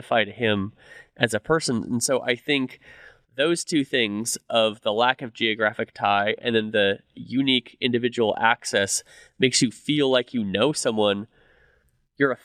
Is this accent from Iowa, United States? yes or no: no; California, United States; now in Dallas, United States; I grew up in California